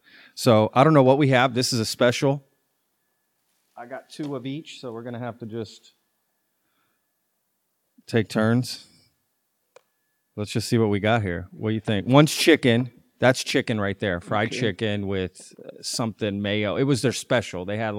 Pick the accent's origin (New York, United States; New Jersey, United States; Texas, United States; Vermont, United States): Texas, United States; So I grew up in Tarrant County, which is part of Fort Worth, too, and we always used to come to Fort Worth over Dallas all the time, you know?